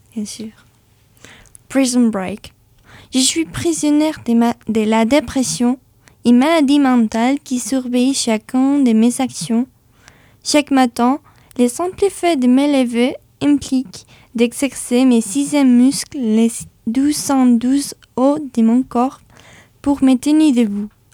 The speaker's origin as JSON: {"language": "French", "country": "Spain", "second_language": "French", "moved": "yes", "lives_now": "France", "said": "chez moi en Espagne, j'ai participé à certains ateliers alors j'ai décidé d'améliorer mon français grâce à l'écriture"}